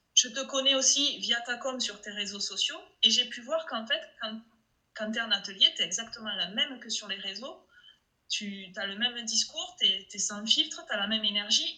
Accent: Toulouse, Occitania, France; accent: Toulouse; mon accent de Toulouse

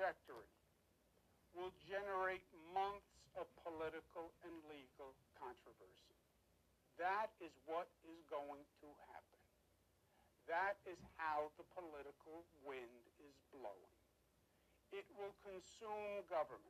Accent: New York, United States; I am a New Yorker, born and bred

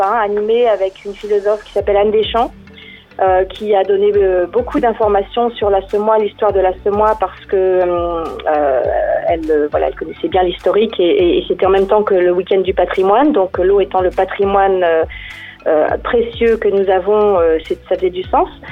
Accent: Monthermé, Grand Est, France; je me suis baladée le long de ma ma rivière, puisque je suis native de Monternay

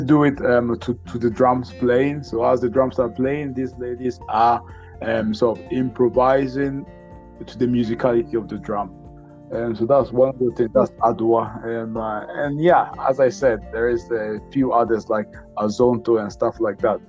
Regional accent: Ghana; I'm from Ghana.

